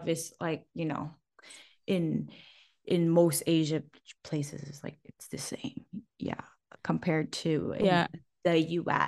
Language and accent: English; Macau; now in United States; we're from Macau, so we're also from a tiny city.